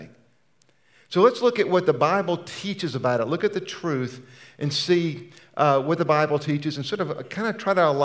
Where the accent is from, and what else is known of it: United States